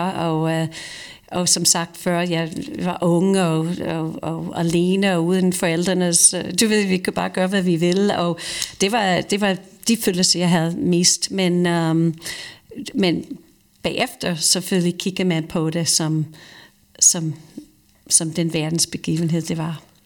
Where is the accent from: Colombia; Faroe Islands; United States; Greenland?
United States; Croton-on-Hudson, New York; Danish is a second language; now in Denmark; i min hjemby, Croton, som du lige nævnte, um, det ligger lige ved siden af uh, … by, som hedder Cold Springs, eller Beacon, New York.